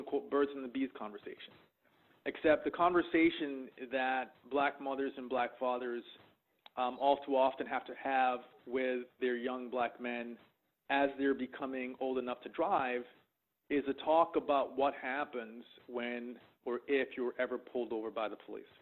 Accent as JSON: {"language": "English", "town": "Boston", "region": "Massachusetts", "country": "United States", "tie": "born or raised there", "said": "as a young black man growing up in Boston"}